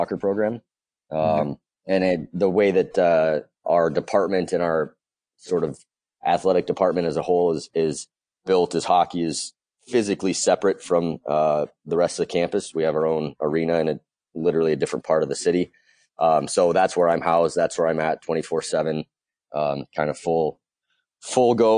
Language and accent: English; West Coast, United States; moved away; also born or lived in Boston area / California; I actually grew up on the West Coast